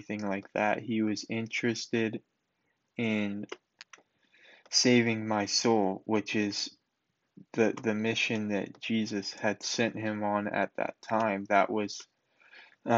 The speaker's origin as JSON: {"language": "English", "region": "North Carolina", "country": "United States", "tie": "born or raised there", "said": "I was raised in North Carolina"}